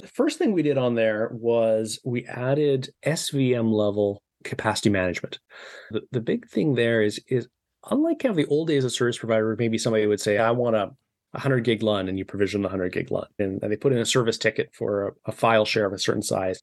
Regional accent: Victoria, British Columbia, Canada; my house here in Victoria, B C

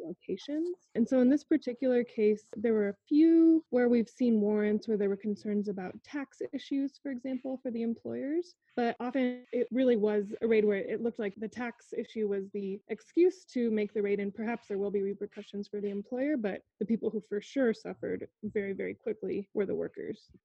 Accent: Iowa, United States; I grew up in Iowa and continue to work in Iowa

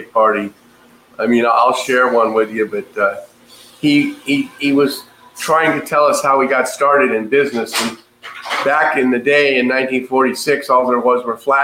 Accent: Ladera Heights, California, United States; I was born and raised in Ladera Heights

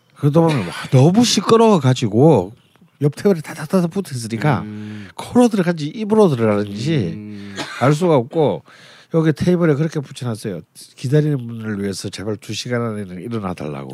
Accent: Busan, South Korea; 저는 부산 사람이잖아요.

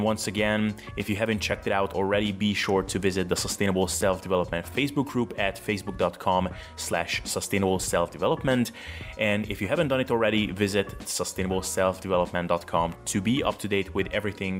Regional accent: Hungary; I'm Hungarian by origin, actually.

